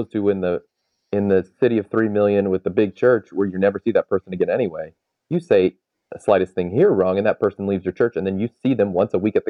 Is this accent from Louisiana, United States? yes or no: no; Texas, United States; now in Bowling Green, United States; I grew up in Texas